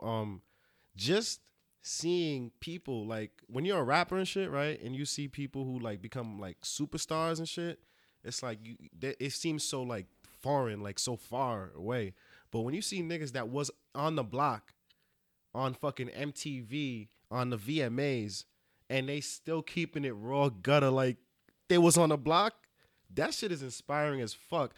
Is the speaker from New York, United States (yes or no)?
yes; Rockland County, New York, United States; I'm from Rockland County